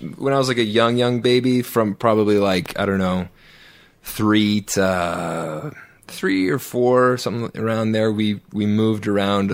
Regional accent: Calgary, Alberta, Canada; I'm from Calgary, Alberta, Canada.

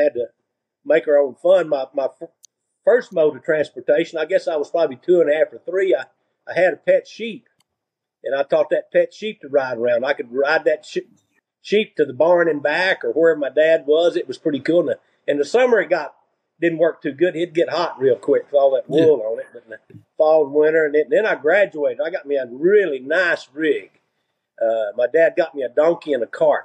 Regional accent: De Leon, Texas, United States; we grew up there in the country. We didn't have a telephone. We built our own phone line into town. That's how far out

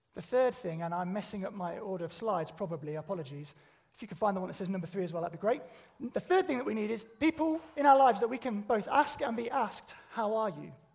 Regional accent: United Kingdom; we're British

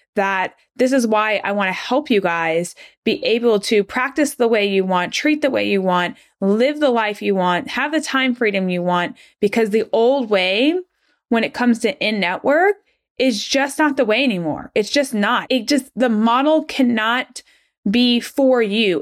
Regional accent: Atlanta, Georgia, United States; moved away as an adult; also born or lived in Rochester, New York; I'm originally from Atlanta, Georgia

